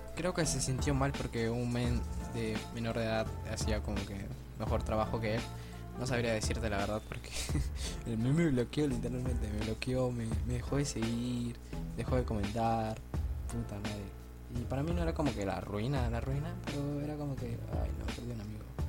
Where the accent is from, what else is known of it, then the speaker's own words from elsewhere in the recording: Peru; soy de Perú